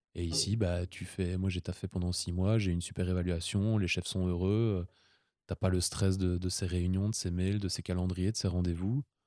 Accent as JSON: {"language": "French", "country": "Belgium", "said": "on était les, deux Belges"}